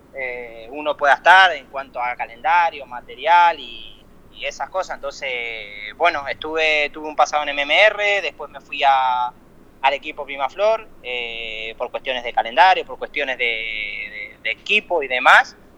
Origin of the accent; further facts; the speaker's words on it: Colón, Entre Ríos, Argentina; also born or lived in Italy; yo donde me crié corriendo en Entre Ríos